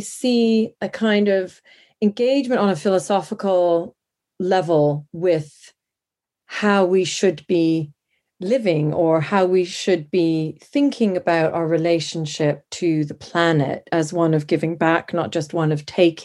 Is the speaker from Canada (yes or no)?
yes; Canada; moved away as an adult; also born or lived in Montana; now in London, United Kingdom; I was born in Canada, but I've lived in London, England, since my early 20s.